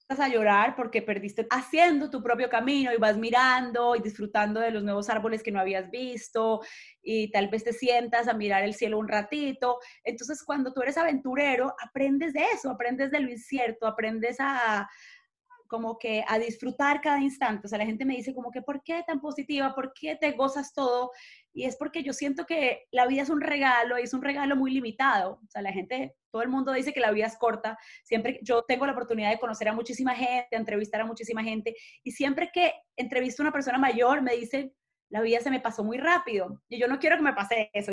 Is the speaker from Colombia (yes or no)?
yes; Manizales, Caldas, Colombia; now in Miami, United States; crecí en Manizales, en las montañas verdes más lindas